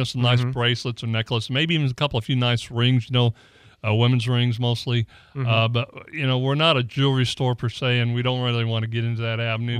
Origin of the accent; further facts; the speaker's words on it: San Antonio, Texas, United States; I was born in San Antonio.